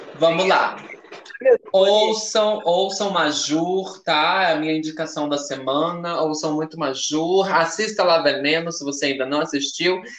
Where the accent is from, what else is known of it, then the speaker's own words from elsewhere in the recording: Northeast Region, Brazil; Nós viemos do Nordeste